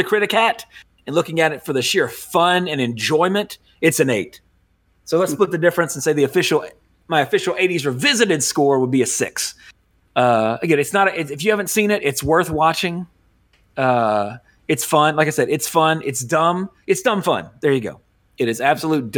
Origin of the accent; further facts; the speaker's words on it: Baton Rouge, Louisiana, United States; also born or lived in Oxnard, California; now in St. George, United States; I grew up in Baton Rouge